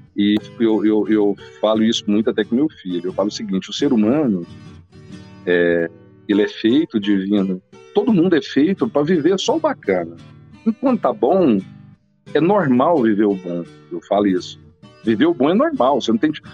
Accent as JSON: {"language": "Portuguese", "area": "near Rio Verde", "region": "Goiás", "country": "Brazil", "tie": "born or raised there", "said": "é aqui perto de Rio Verde. Então, na verdade, foi o lugar onde eu fui criada a infância inteira"}